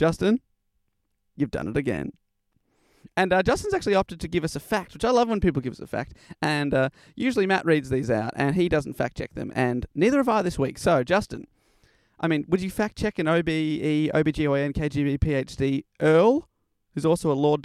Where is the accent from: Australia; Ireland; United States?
Australia; as an Australian